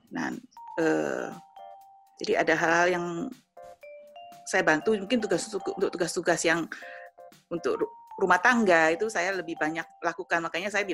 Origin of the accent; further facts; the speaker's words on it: Jember, East Java, Indonesia; moved away as an adult; also born or lived in Surabaya; Nah, habis itu kan kita uh, pindah ke Surabaya, kan kita dari kota Jember, kita kuliah, kita ke Surabaya gitu.